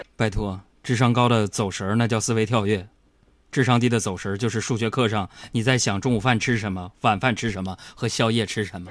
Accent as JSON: {"language": "Chinese", "town": "Harbin", "region": "Heilongjiang", "country": "China", "tie": "born or raised there", "moved": "yes", "said": "我的老家哈尔滨，嗯。冰城哈尔滨"}